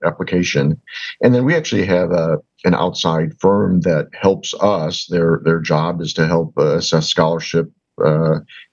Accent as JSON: {"language": "English", "town": "Milwaukee", "region": "Wisconsin", "country": "United States", "also_born_or_lived": "Washington, D.C.", "said": "I'm from Milwaukee"}